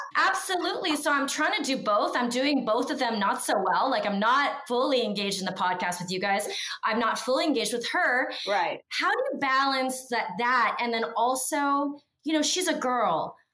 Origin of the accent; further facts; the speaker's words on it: Newark Granville area, Ohio, United States; I come from Newark Granville area